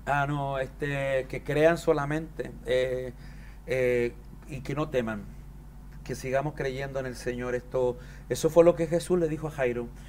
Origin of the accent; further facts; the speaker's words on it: Chile; Yo soy andino de Chile